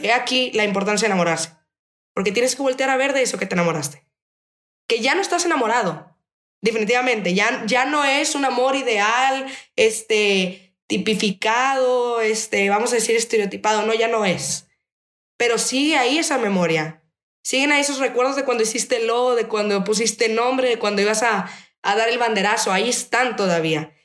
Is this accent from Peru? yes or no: no; Mexico; somos mexicanos porque vivimos en una tierra que han pisado ancestros